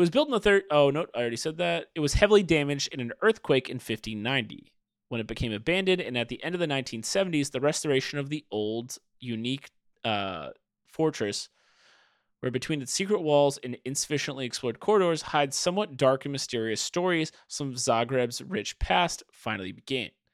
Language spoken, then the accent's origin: English; United States; I grew up in America